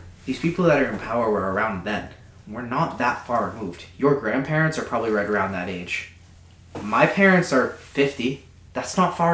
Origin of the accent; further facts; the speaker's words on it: United States; we are all American citizens, every single one of us